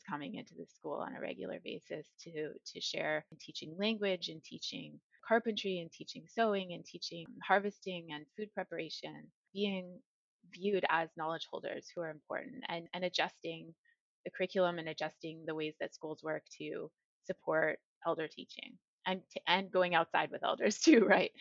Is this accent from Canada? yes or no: yes; the North, Nunavut, Canada; moved away; I grew up in the North and that felt like where my heart was.